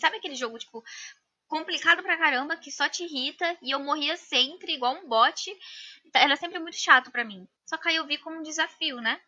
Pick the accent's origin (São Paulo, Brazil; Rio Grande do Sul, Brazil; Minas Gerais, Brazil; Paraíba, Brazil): Minas Gerais, Brazil; Sou de Minas Gerais, de Turama, é bem pertinho do Triângulo Mineiro